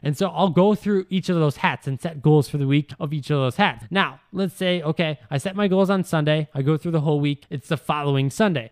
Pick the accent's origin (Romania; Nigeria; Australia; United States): United States; Wisconsin; moved away as an adult; move out of Wisconsin, right? As soon as I finished school, people I wanted to move because I didn't want to be one of those people that said I was gonna move, but then I was still in my hometown five years later